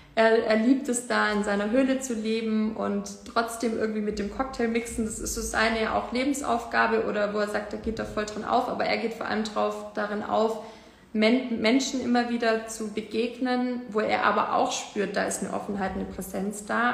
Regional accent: Ravensburg, Baden-Württemberg, Germany; in Deutschland, in Ravensburg, wo ich herkomme

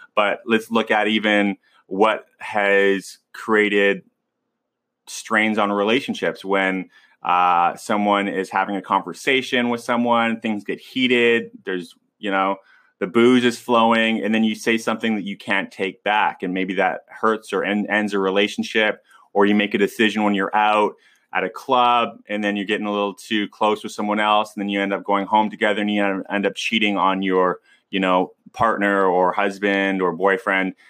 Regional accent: West Coast, United States; I'm from the West Coast and growing up around, um, that, that kind of, uh, that kind of scene

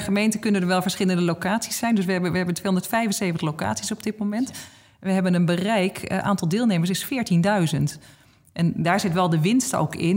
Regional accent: Noordwijk, South Holland, Netherlands; mijn eigen gemeente waar ik vandaan kom, Noordwijk

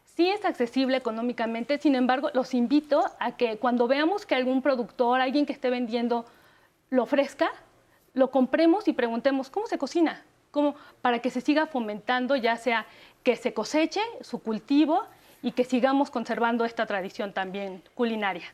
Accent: Mexico; plus que tenemos los mexicanos

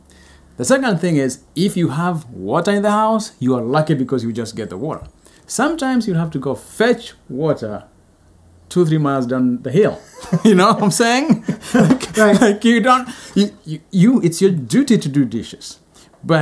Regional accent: Kenya; moved away; I'm from Kenya

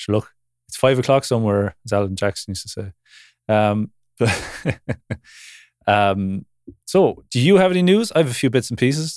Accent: Ireland; I grew up in Ireland

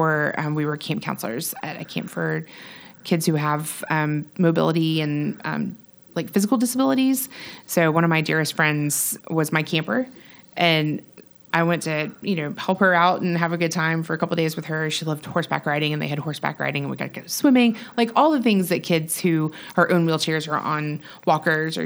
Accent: Pensacola, Florida, United States; moved away as an adult; I'm from Pensacola, Florida

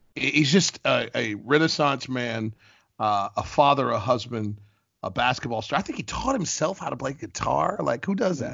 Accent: Ohio, United States; also born or lived in Columbus, Ohio / Cincinnati, Ohio / Bowling Green, Ohio; I was born in Columbus, Ohio

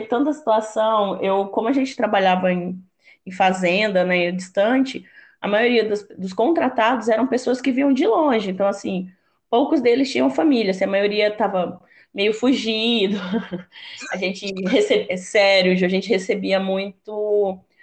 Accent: Rondônia, Brazil; also born or lived in Pará / Mato Grosso; sou nortista, paraense, com orgulho, criada em Rondônia, formada no Mato Grosso.

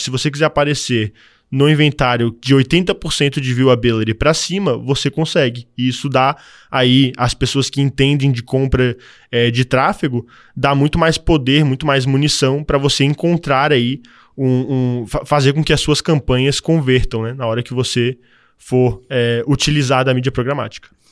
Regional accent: Florianópolis, Santa Catarina, Brazil; also born or lived in Canada; eu sou natural de Floripa

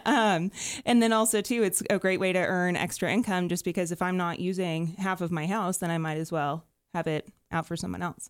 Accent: Dallas-Fort Worth area, Texas, United States; now in Denver, United States; I'm from the Dallas-Fort Worth area

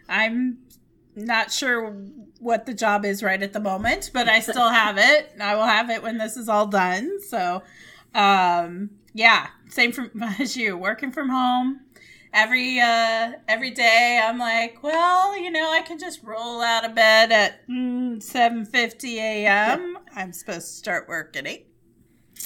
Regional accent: Missouri, United States; now in Los Angeles, United States; I'm from Missouri originally

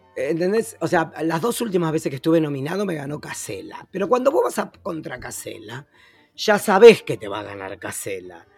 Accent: Argentina; now in Uruguay; el único argentino en todo el canal

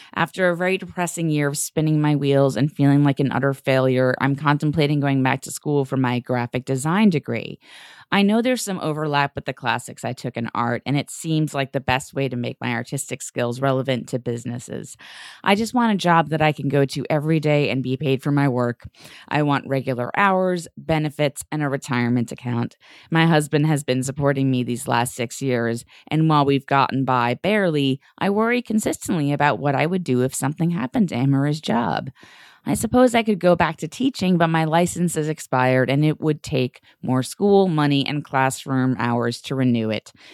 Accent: New York, United States; my feelings as a New Yorker

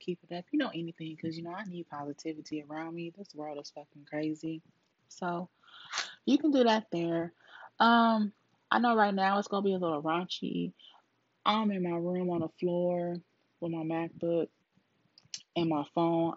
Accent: Duarte, California, United States; moved away as an adult; now in Texas, United States; I was born in Cali, Duarte, California.

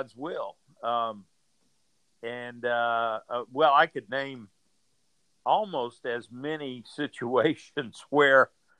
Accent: Georgia, United States; I was raised in Georgia

